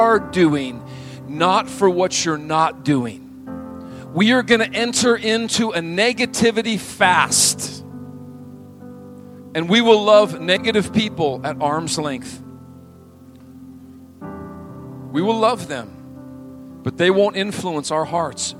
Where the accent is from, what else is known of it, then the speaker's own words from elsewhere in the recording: Montana, United States; moved away; I grew up in Montana